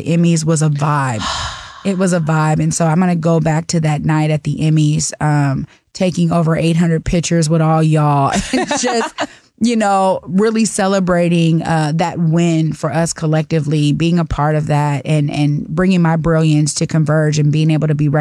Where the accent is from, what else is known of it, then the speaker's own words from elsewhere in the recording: Seattle, Washington, United States; when I was growing up in Seattle